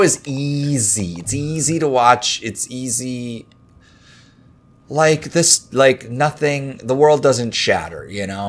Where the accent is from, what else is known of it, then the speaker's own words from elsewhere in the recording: Minnesota, United States; I grew up in Minnesota.